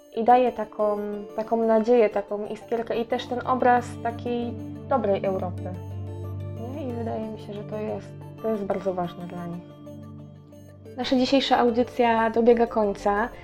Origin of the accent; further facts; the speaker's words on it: Poland; jestem z Polski